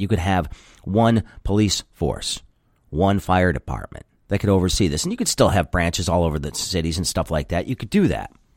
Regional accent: Grosse Pointe, Michigan, United States; I grew up in Grosse Pointe

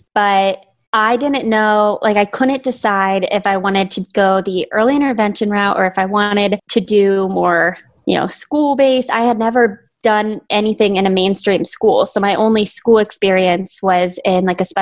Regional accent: Maryland, United States; moved away as an adult; also born or lived in Virginia; now in New Jersey, United States; I'm from Maryland originally

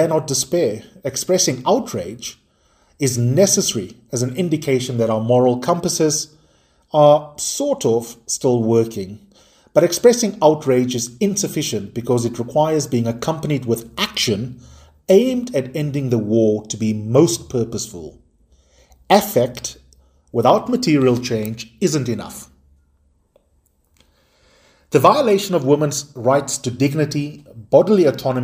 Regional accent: South Africa; here in my home country of South Africa

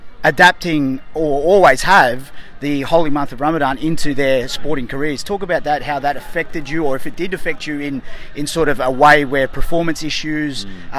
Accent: Sydney, New South Wales, Australia; moved away as an adult; now in Dubai, United Arab Emirates; I grew up in Western Sydney, Bankstown, so, you know, I was surrounded by the Muslim community, and so when I made that change to Dubai

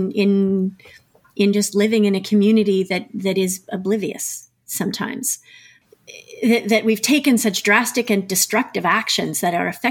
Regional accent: Ottawa, Ontario, Canada; moved away as an adult; also born or lived in Montreal; I grew up in Ottawa.

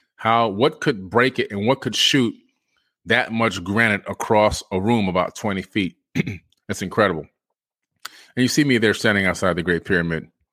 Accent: Florida, United States; me being a Floridian in the United States of America

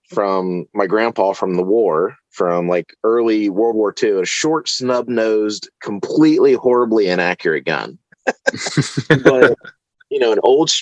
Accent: Newark, West Virginia, United States; I actually grew up just like 10 minutes from where I live. Okay. Right down in Newark. It's about 25 minutes out of Parkersburg.

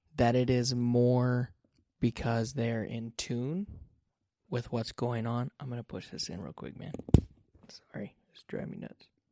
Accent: United States; I grew up in the United States

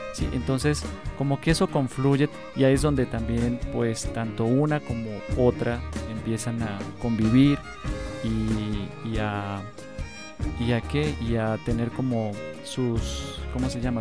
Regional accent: Colombia; uno como colombiano

